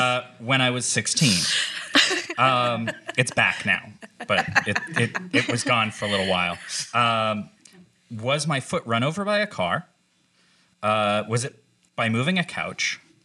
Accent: Alaska, United States; I grew up in Alaska.

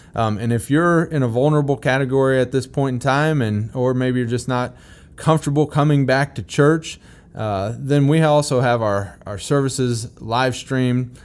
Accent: Missouri, United States; I'm from Missouri

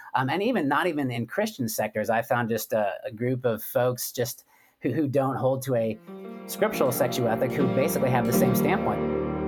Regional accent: West Coast, United States; I grew up actually on the West Coast

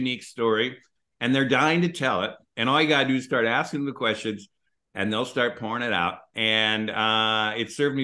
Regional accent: Minneapolis, Minnesota, United States; moved away; also born or lived in West Coast; I grew up in Minneapolis

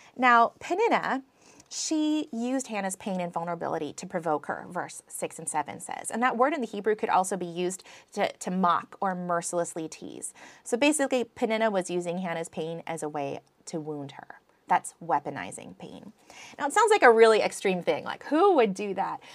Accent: United States; accent: American; my American accent

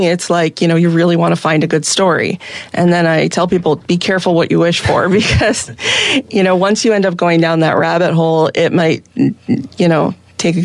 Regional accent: East Coast, United States; moved away as an adult; now in Seattle, United States; I'm originally from the East Coast

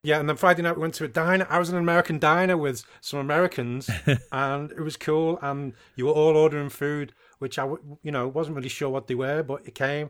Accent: United Kingdom; Being British

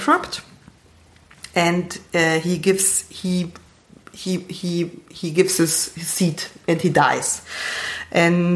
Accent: East Germany, Germany; I'm from East Germany

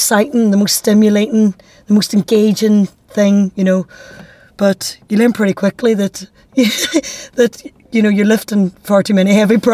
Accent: Derry, Northern Ireland, United Kingdom; accent: Derry; my dairy accent

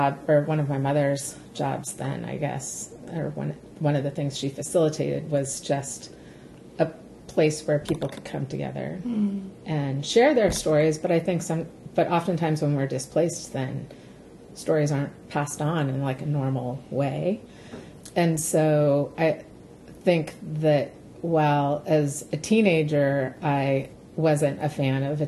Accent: the Pacific Northwest, just outside of Seattle, Washington, United States; this was in the urban Indian community of the Pacific Northwest, so just outside of Seattle

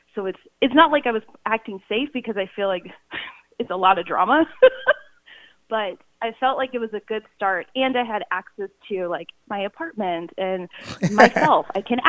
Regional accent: South Korea; born there; Well, it all started when I was born in Korea

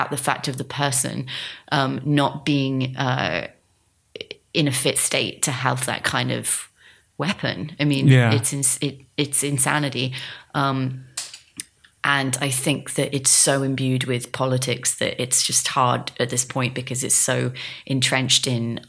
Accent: England, United Kingdom; And, you know, he's from Canada, I'm from England. We just don't, it's just not something we're party to because it's not what we've grown up with.

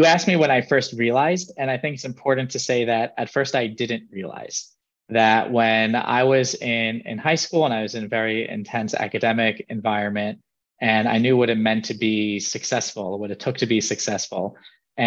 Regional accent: New York City, New York, United States; now in Jerusalem, Israel; I grew up in Riverdale, New York, currently live in Jerusalem, Israel.

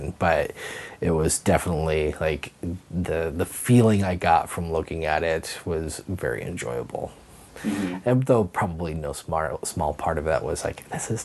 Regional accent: Hayden Lake, Idaho, United States; originally I am from Hayden Lake, Idaho. So I was probably 6 years old. It was in basically what became my hometown

